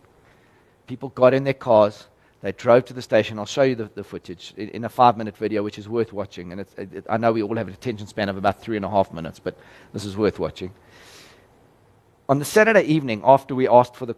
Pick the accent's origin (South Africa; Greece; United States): South Africa; as a South African